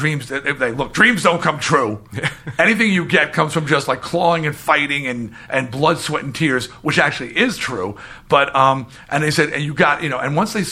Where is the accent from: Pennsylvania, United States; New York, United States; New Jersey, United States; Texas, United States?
New York, United States; we're both from New York and we're both from the same era